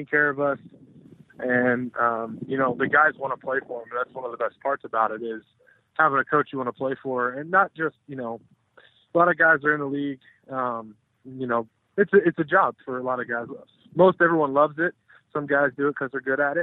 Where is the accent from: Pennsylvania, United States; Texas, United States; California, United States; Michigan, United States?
Texas, United States; Austin; I'm from Texas originally, you know, grew up in Austin